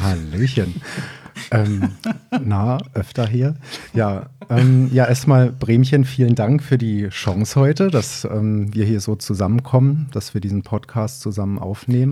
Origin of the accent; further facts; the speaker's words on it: Hennigsdorf, Brandenburg, Germany; now in Cologne, Germany; Ich bin gebürtig aus Brandenburg, also im Berliner Umland groß geworden, in Oberhavel